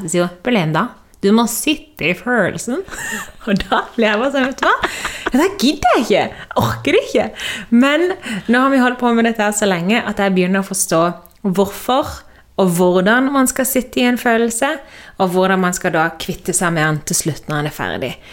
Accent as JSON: {"language": "Norwegian", "country": "Norway", "moved": "as an adult", "said": "hjemme i Norge så er alt trygt og godt"}